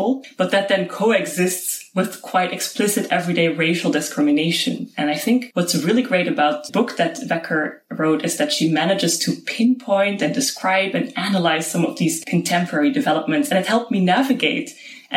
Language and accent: English; Luxembourg; moved away as an adult; also born or lived in North Dakota; now in Netherlands; Growing up to Dutch parents in Luxembourg